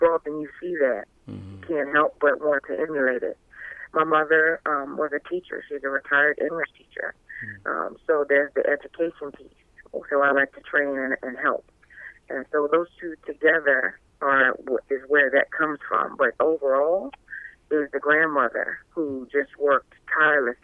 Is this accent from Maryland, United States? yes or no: yes; Eastern Shore of Maryland, United States; moved away as an adult; now in Delaware, United States; So I'm originally from the Eastern Shore of Maryland, which is where I grew up.